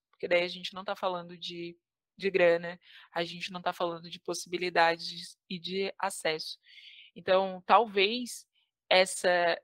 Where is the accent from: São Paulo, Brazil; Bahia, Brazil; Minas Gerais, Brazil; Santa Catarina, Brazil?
Santa Catarina, Brazil; Criciúma; moved away; Eu fui, nasci e fui criada no Sul, no extremo sul catarinense